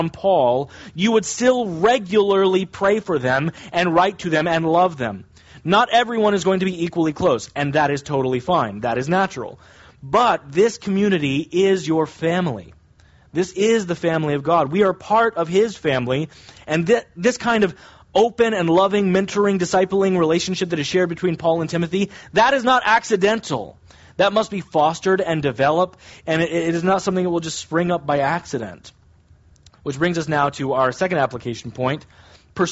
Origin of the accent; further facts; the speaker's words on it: United States; technically, I'm an American